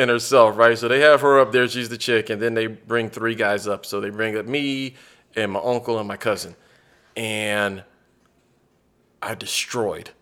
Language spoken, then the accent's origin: English; United States; moved away; also born or lived in San Antonio, Texas; I grew up on the Gulf Coast, so, like, I grew up forty-five minutes from New Orleans